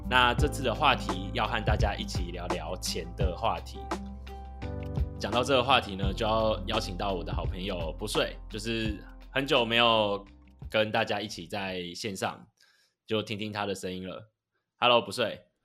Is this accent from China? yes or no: no; Taiwan; 跟我们台湾不太一样，台湾是过农历年